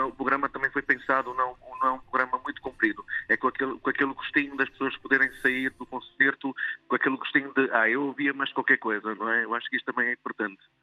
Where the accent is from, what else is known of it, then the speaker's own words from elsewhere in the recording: Vila Real, Norte, Portugal; moved away; also born or lived in Rio de Janeiro, Brazil; No Rio de Janeiro, pa, eh, sou, sou filho de pais, pais portugueses, não é? como é óbvio, e então eu vim com oito é? anos para o, para o continente, para Vila Real